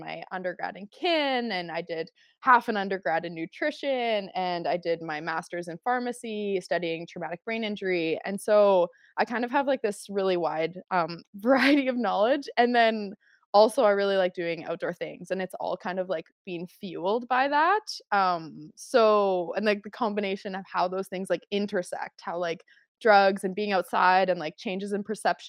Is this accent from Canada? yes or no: yes; Calgary, Alberta, Canada; Like I grew up in Calgary. I grew up in like, you know, Northwest Calgary.